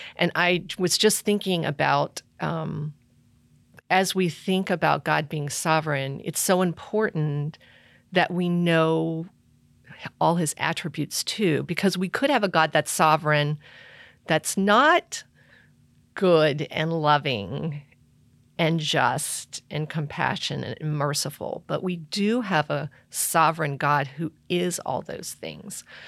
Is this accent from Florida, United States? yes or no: yes; Florida, United States; moved away; I grew up in Florida where there's one season, summer.